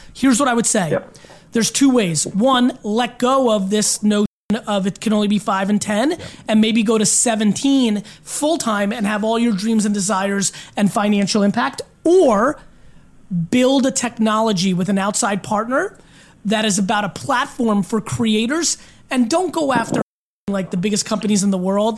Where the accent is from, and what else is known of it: Belarus; born or raised there; moved away